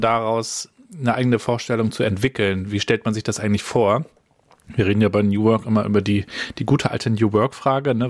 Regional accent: Rostock, Mecklenburg-Vorpommern, Germany; Ich bin ja in Rostock-Warnemünde aufgewachsen

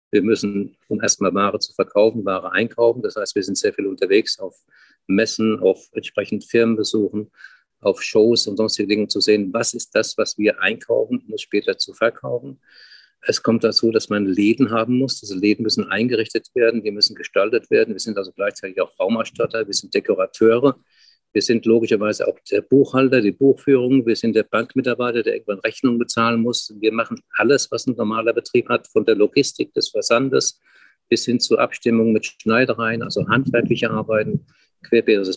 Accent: Frankfurt am Main, Hesse, Germany; Ich habe früher im Alter von 10, 12 in Frankfurt am Main, wo ich geboren bin, Zeitungen verkauft.

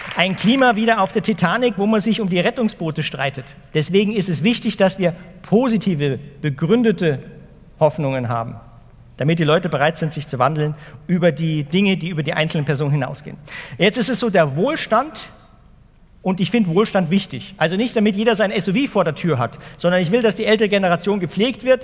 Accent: Ingolstadt, Bavaria, Germany; also born or lived in Wuppertal; Also ich bin hier um die Ecke geboren in Wuppertal und mein Vater ist dann nach Ingolstadt gezogen, Anfang der 70er Jahre

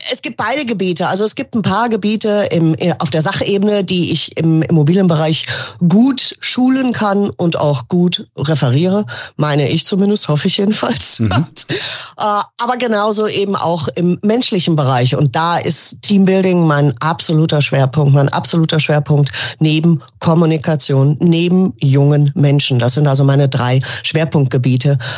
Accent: Düsseldorf, North Rhine-Westphalia, Germany; Ich bin gebürtige Düsseldorferin

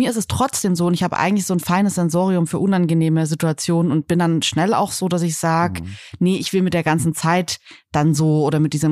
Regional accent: Northern Germany, Germany; Ich komme aus Norddeutschland und mir ist das total fremd.

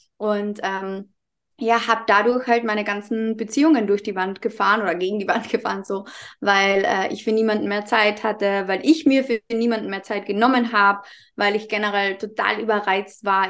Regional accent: Carinthia, Austria; accent: Carinthian dialect; komme aus dem wunderschönen Kärnten in Österreich, was auch der Grund sein kann, dass ich manchmal ein bisschen in meinen Dialekt verfalle

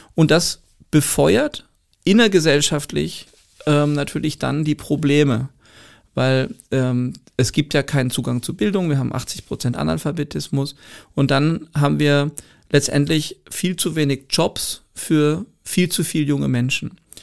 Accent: Germany; als Deutscher

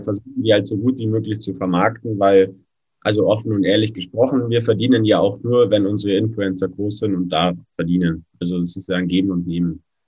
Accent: Allgäu, Bavaria, Germany; Dann hatte ich bei uns im Allgäu so meine ersten Laufsteg-Jobs auf Modenschauen

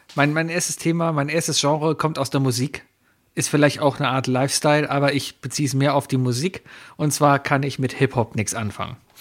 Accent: Germany; wir kommen aus Deutschland

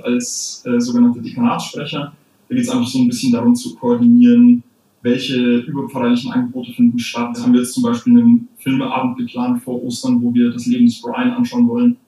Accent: Munich, Bavaria, Germany; ich komme aus dem München Osten und dementsprechend ist da auch meine, meine Pfarrei

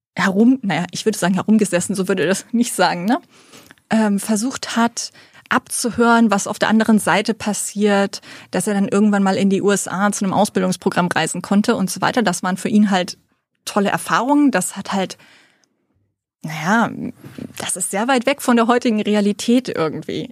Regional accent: Celle district, Lower Saxony, Germany; also born or lived in Preetz, Schleswig-Holstein; ich bin eigentlich in Niedersachsen aufge äh, aufgewachsen im Landkreis Celle

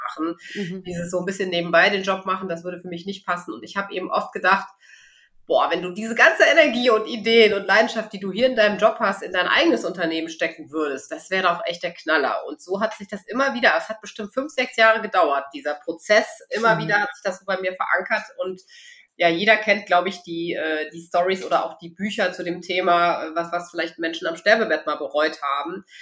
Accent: Bonn, North Rhine-Westphalia, Germany; moved away as an adult; now in Cologne, Germany; Ich bin äh, ganz gebürtige Rheinländerin. Also bin in oh. Bonn geboren, ähm, früher auf Rotmariechen gewesen.

